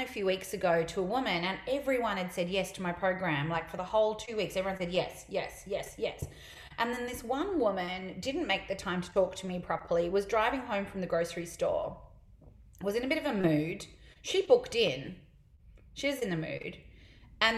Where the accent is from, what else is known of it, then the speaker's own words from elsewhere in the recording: Melbourne, Victoria, Australia; I'm from Melbourne